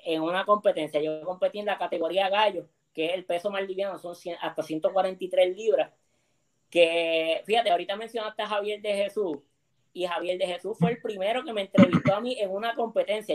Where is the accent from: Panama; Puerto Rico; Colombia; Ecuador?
Puerto Rico; Mayagüez; moved away as an adult; now in San Juan, Puerto Rico; yo soy de Mayagüez de Quebrada Grande